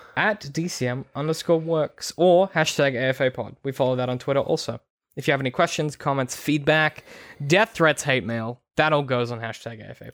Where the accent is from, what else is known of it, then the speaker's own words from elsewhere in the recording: Australia; growing up in Australia, like, we're on the coast here